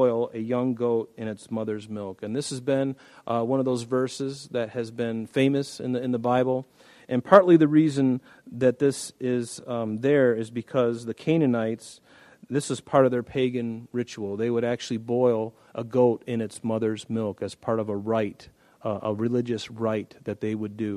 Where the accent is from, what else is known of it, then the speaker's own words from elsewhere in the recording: United States; I'm an American.